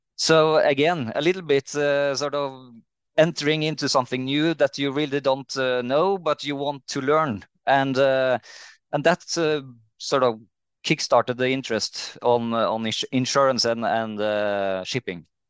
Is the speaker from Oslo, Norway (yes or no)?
no; Trondheim, Trøndelag, Norway; moved away as an adult; also born or lived in Bergen; I'm from Trondheim in, uh, in Norway.